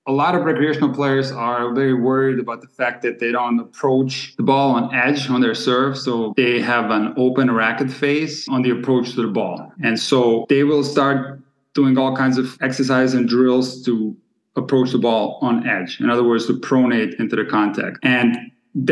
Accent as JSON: {"language": "English", "town": "Split", "region": "Split-Dalmatia County", "country": "Croatia", "also_born_or_lived": "Germany / Rockford, Illinois / Hawaii", "moved": "yes", "said": "We're from Split, Croatia, a city that has produced a lot of great players"}